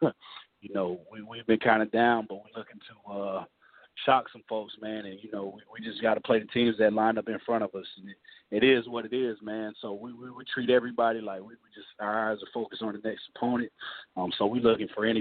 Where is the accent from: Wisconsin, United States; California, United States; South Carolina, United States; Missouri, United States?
South Carolina, United States; Sumter; I'm from Sumter.